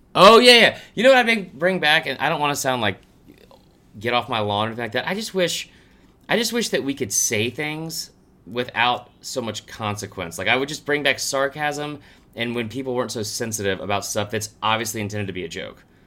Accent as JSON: {"language": "English", "town": "Stone Mountain", "region": "Georgia", "country": "United States", "tie": "born or raised there", "said": "growing up in Stone Mountain"}